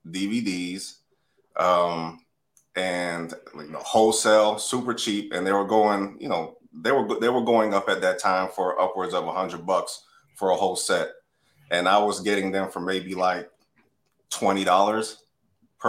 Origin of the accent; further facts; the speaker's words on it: Atlanta, Georgia, United States; now in South Florida, United States; I grew up in Atlanta.